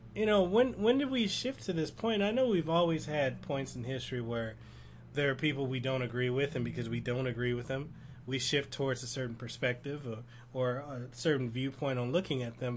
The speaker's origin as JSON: {"language": "English", "town": "Memphis", "region": "Tennessee", "country": "United States", "tie": "born or raised there", "moved": "yes", "lives_now": "Honolulu, United States", "said": "I grew up in this area, Norwood, this neighborhood, Norwood, in South Memphis"}